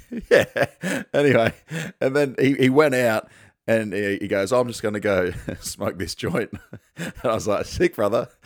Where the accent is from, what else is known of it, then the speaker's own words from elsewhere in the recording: Sunshine Coast, Queensland, Australia; I'm from the Sunshine Coast